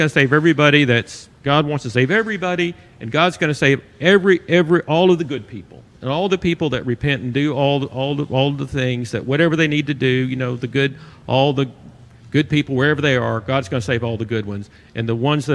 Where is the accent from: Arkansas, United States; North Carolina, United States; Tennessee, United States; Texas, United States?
Arkansas, United States; I'm from Arkansas.